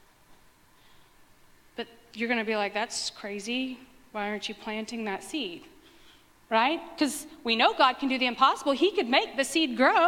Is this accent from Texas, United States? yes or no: yes; West Texas, United States; I grew up in West Texas where we prayed water down for all the crops all the time